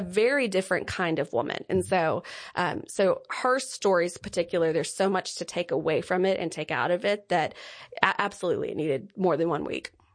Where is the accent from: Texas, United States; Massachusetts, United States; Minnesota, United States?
Texas, United States; Lindale; I'm from Lindale, Texas